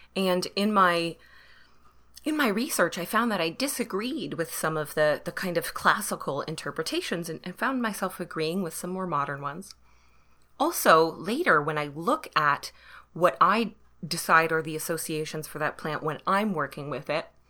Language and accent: English; Canada; I am Canadian